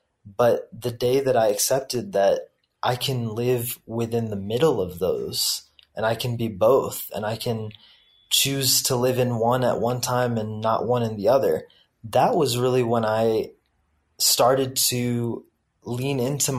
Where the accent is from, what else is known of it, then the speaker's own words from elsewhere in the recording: the South, United States; I have always lived in between two worlds. On the one hand, growing up in the American public schooling system in the South and experiencing that culture.